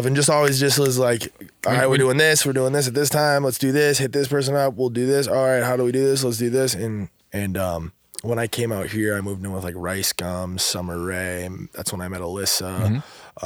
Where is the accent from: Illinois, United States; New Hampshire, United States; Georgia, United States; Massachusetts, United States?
Massachusetts, United States; Lowell; moved away as an adult; also born or lived in New York; now in Los Angeles, United States; I'm from Lowell, Mass.